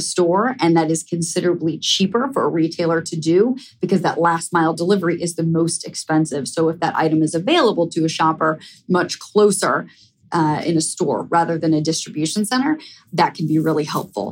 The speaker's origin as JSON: {"language": "English", "region": "Ohio", "country": "United States", "tie": "born or raised there", "moved": "as an adult", "lives_now": "New York City, United States", "said": "I live in New York City, but I grew up in Ohio"}